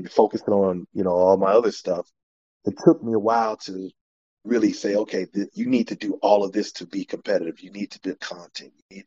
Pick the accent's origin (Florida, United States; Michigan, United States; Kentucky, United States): Florida, United States; Miami; I'm from Miami